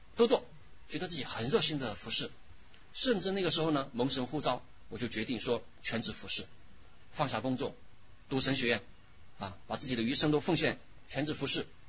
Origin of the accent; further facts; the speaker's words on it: China; 我小时候是出生在长江边啊，从小在长江边长大，啊，小时候游泳的时候啊，我们不知道什么叫游泳池，长江就是我的游泳池，啊，我们从小是在长江里面游泳